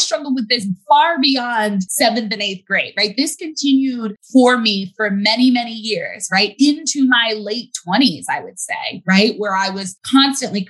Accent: United States; as a Black girl growing up in America

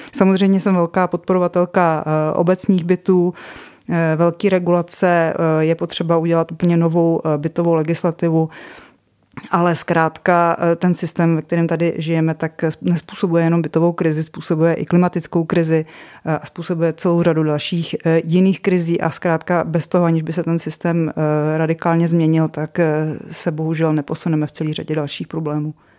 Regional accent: České Budějovice, South Bohemian Region, Czechia; now in Prague, Czech Republic; já jsem původně z Budějovic

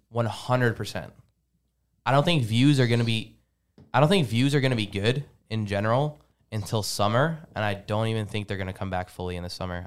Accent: Lebanon; moved away; I'm from Lebanon.

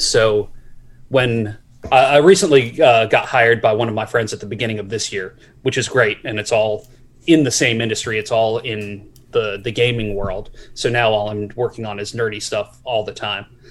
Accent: Maryland, United States; I grew up in Maryland

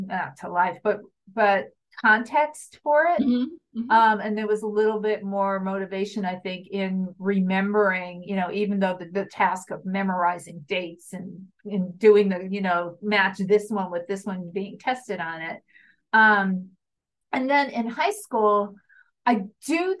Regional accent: New York area, United States; growing up in the New York area

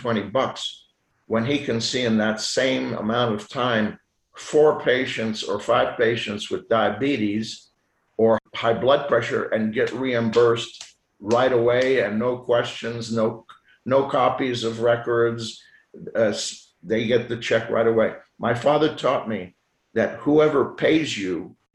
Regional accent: Lausanne, Vaud, Switzerland; first language French; English is a second language; now in Houston, United States; I did all my education in Lausanne, Switzerland, which is the French part of Switzerland. So my first language is French, not English.

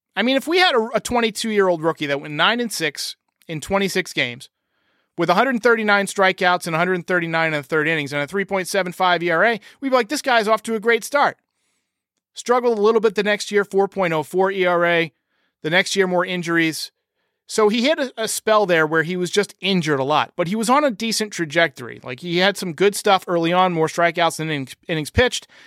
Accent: New York, United States; moved away as an adult; now in North Carolina, United States; I grew up in New York. I lived in New York for a long time, but I live in North Carolina

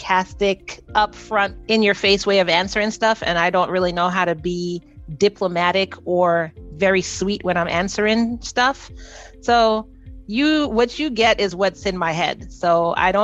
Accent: the South, United States; I was raised in the South

